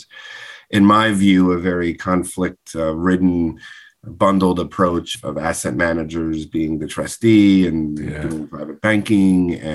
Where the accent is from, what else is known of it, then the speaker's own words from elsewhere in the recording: Northeast, United States; I'm a Northeast person.